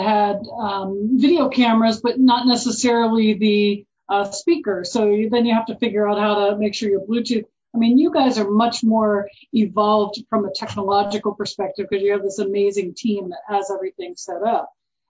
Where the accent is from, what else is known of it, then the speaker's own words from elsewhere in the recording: Virginia, United States; So I'm originally from Virginia.